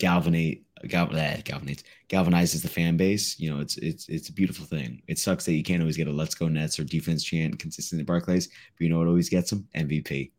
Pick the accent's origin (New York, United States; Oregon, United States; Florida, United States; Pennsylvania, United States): New York, United States; New York City; I'm from Brooklyn